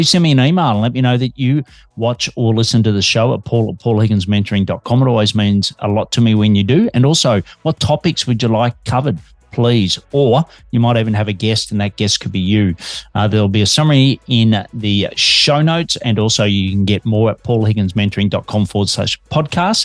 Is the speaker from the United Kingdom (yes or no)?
no; Australia; also born or lived in Melbourne, Australia